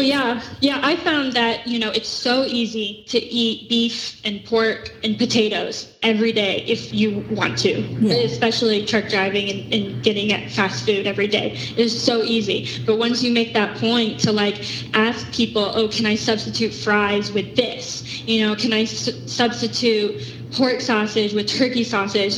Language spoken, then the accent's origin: English; Tulsa, Oklahoma, United States; Oklahoma, Tulsa.